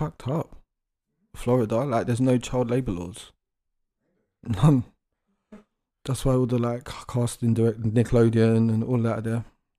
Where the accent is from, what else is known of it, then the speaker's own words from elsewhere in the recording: London, United Kingdom; As a Londoner, it's creepy.